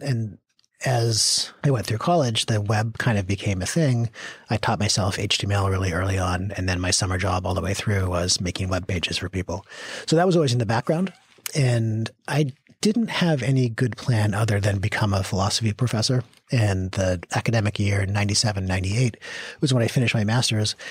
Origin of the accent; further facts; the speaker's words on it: Victoria, British Columbia, Canada; I grew up in Victoria, British Columbia